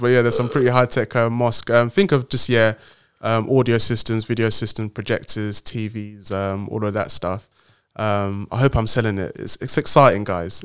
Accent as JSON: {"language": "English", "country": "Nigeria", "also_born_or_lived": "Cambridge, United Kingdom", "moved": "yes", "lives_now": "London, United Kingdom", "said": "I'm a proud Nigerian man living in in the in the UK in London"}